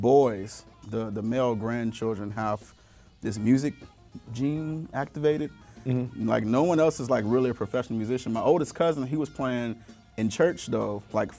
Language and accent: English; Houston, Texas, United States; I was raised in Houston, Texas